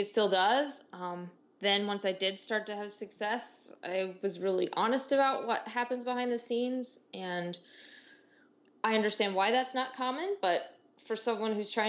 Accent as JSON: {"language": "English", "country": "United States", "also_born_or_lived": "Germany", "moved": "as an adult", "said": "being an American abroad"}